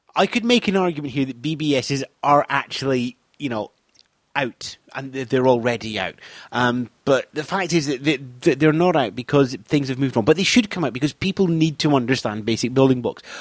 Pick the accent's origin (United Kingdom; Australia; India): United Kingdom; Scotland; I'm Scottish.